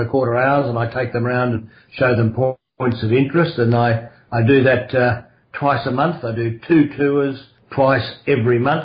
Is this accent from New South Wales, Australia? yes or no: no; Melbourne, Victoria, Australia; I grew up in Brighton in Victoria.